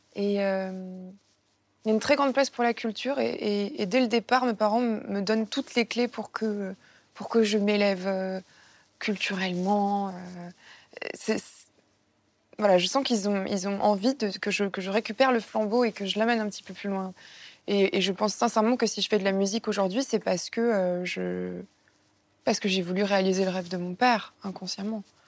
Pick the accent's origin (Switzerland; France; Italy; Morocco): France; Martigues, Provence-Alpes-Côte d'Azur; Dans le sud de la France, moi je suis née à, à Martigues, et euh, dans une petite maison de, de pêcheurs